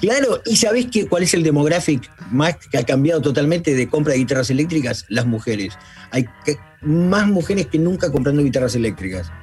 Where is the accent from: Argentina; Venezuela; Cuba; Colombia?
Argentina; moved away as an adult; also born or lived in United States; nunca me fui tampoco de Argentina, este, a Estados Unidos